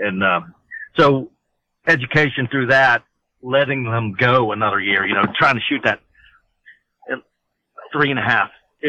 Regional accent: Pennsylvania, United States; we're from Pennsylvania too, so most people from Pennsylvania will understand this.

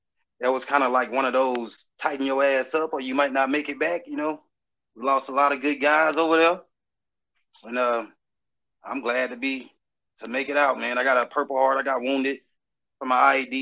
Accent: South Carolina, United States; also born or lived in Huntsville, Alabama; I'm from South Carolina

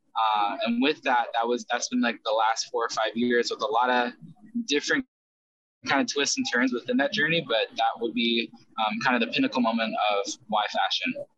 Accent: United States; also born or lived in South Korea; I grew up here in America starting at the age of five

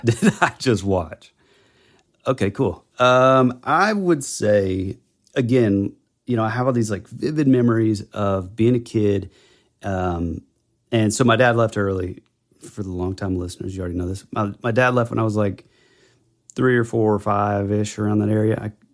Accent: Georgia, United States; I grew up in Georgia.

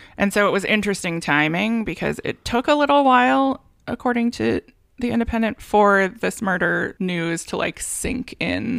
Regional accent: Santa Barbara, California, United States; my hometown

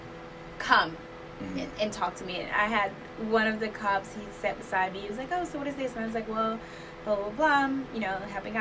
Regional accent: Mississippi, United States; I'm from Mississippi

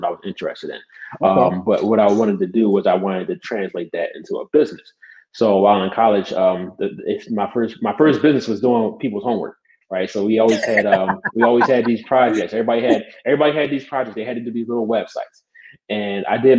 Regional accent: Philadelphia, Pennsylvania, United States; I'm from Philadelphia, born and raised. I moved out of the city for the last part of high school, but I was here in Philly majority of my life

